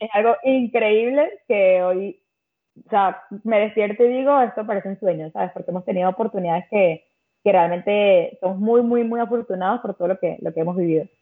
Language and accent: Spanish; Caracas, Capital District, Venezuela; moved away as an adult; also born or lived in Malta; now in Spain; yo soy de Caracas